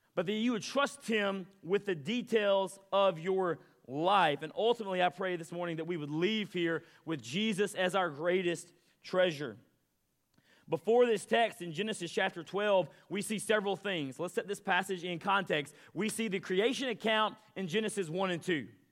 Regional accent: Mississippi, United States; I'm from Mississippi

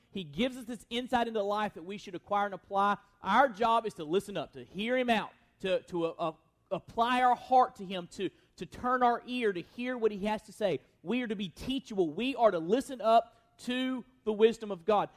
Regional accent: United States; as American Christians

